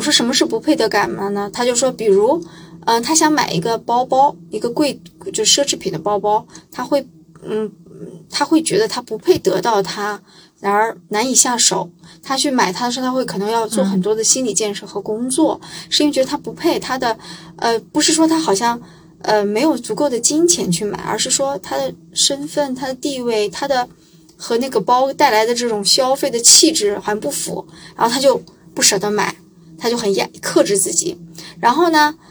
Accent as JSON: {"language": "Chinese", "region": "Shandong", "country": "China", "said": "我是山东人"}